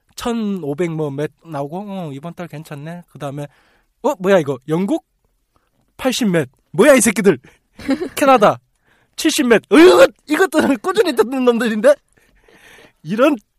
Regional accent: Busan, South Korea; moved away; 제가 자주 가고 제 고향이라

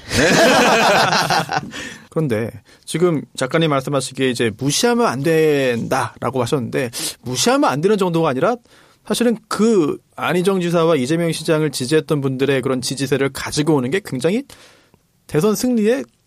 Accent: Incheon, South Korea; 제가 고향이 인천인데

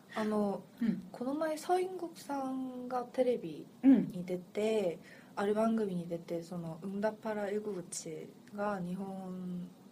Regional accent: Seoul, South Korea; 私はもうソウル出身

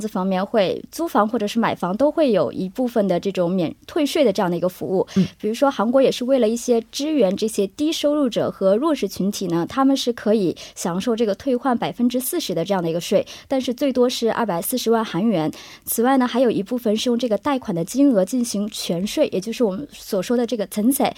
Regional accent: China; now in South Korea; 我们中国人的理解

